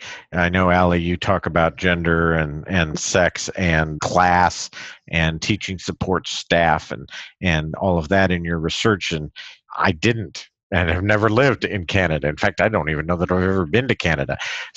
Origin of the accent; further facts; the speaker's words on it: California Bay Area, United States; When I was a kid, I grew up in the California Bay Area.